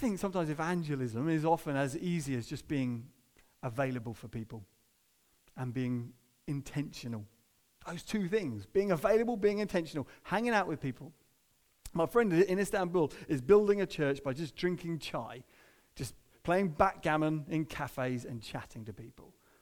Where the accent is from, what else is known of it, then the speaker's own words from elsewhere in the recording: United Kingdom; most of us who are British